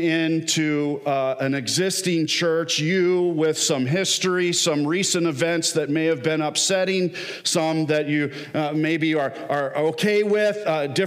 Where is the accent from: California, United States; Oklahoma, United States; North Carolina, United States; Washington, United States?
California, United States; Southern; now in Michigan, United States; I grew up in Southern California